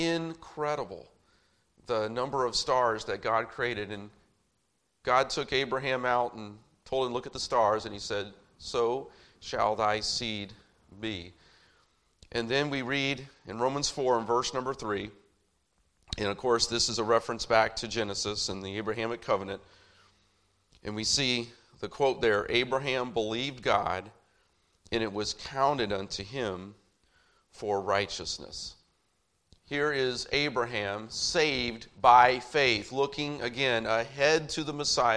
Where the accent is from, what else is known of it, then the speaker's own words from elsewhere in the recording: Indianapolis, Indiana, United States; growing up in, for the most part, growing up in Indianapolis